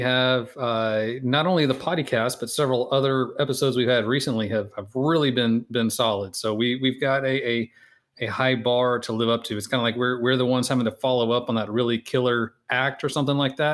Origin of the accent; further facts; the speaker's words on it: Houston, Texas, United States; here in my hometown of Houston